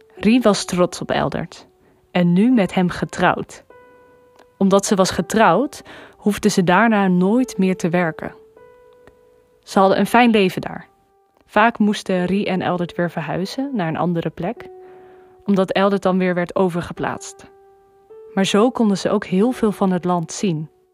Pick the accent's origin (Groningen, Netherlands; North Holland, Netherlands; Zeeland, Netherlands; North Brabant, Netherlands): Groningen, Netherlands; now in Arnhem, Netherlands; ik ben 24 jaar oud en ik kom oorspronkelijk uit Groningen en ik woon nu in Arnhem.